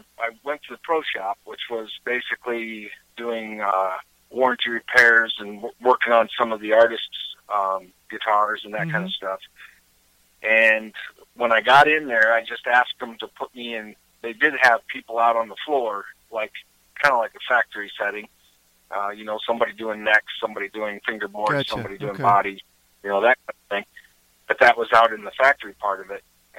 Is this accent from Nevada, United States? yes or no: no; Wyoming, United States; also born or lived in Virginia / New York / Tennessee; I was born in Virginia, raised in Wyoming. My family's from New York State, and I've lived in Tennessee and all over the place.